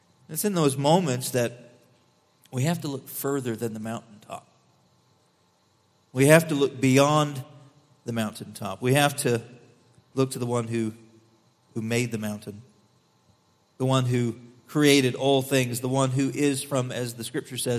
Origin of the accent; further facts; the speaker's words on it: Missouri, United States; I'm from Missouri